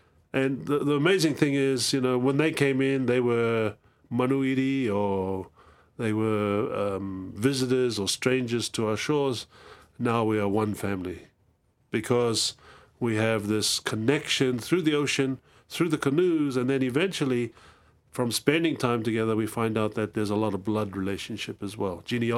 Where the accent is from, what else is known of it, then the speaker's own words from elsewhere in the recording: Cook Islands; Well, I'm from the Cook Islands. The Cook Islands is a small group in the middle of the Pacific Ocean.